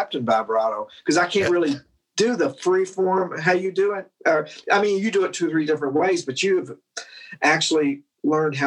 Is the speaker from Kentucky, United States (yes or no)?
yes; Louisville, Kentucky, United States; also born or lived in Glasgow, Kentucky; I grew up in Louisville.